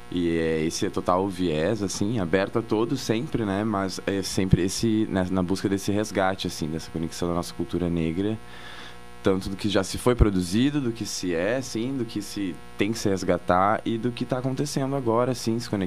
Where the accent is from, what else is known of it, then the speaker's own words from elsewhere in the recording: Porto Alegre, Rio Grande do Sul, Brazil; moved away as an adult; now in Pelotas, Brazil; Sou de Porto Alegre.